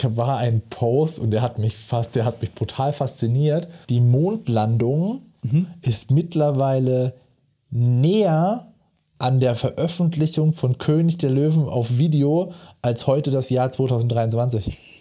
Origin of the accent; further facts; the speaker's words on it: Mosbach, Baden-Württemberg, Germany; zu Schulzeiten hier bei uns in Moosbach-Neckar-Elster hinten draußen